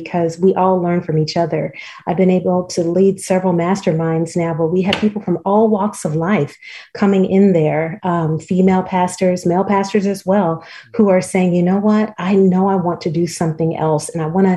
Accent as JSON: {"language": "English", "town": "Los Angeles", "region": "California", "country": "United States", "moved": "as an adult", "lives_now": "Montgomery, United States", "said": "I'm originally from Los Angeles and have been here in Alabama now for about the last 14 years"}